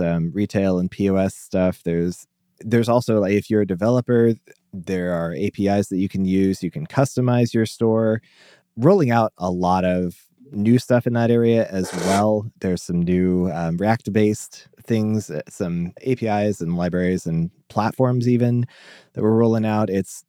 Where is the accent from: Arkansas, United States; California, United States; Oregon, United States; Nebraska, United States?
Nebraska, United States; Omaha; I am a developer from Omaha, Nebraska.